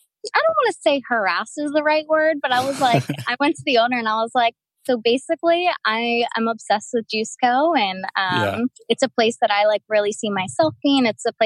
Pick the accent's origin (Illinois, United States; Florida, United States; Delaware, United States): Delaware, United States; moved away as an adult; now in Kauai, United States; I'm from Delaware originally.